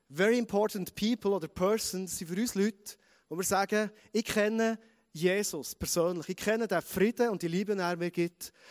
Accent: Thun, Bern, Switzerland; accent: Bernese German; ich sage es mal Berndeutsch, ganz freundlich, defensiv, wie mehr als Berner Oberländer, als Thuner

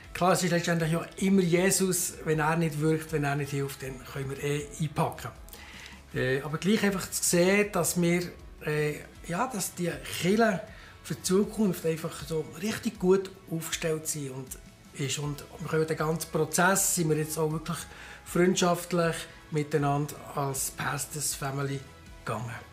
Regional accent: Bern, Switzerland; moved away as an adult; also born or lived in Graubünden; now in Chur, Switzerland; Ich bin in Bern aufgewachsen

